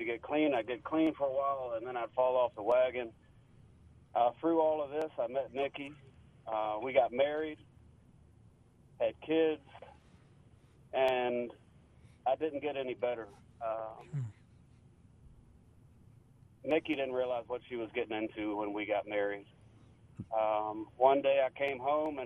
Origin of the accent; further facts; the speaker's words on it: Central Virginia, United States; now in Mississippi, United States; I grew up in Central Virginia